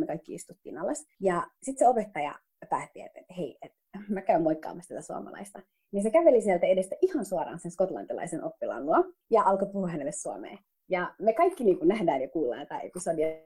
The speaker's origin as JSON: {"language": "Finnish", "country": "Finland", "said": "minä, joka on niin kuin suomalainen, mutta somalitaustainen"}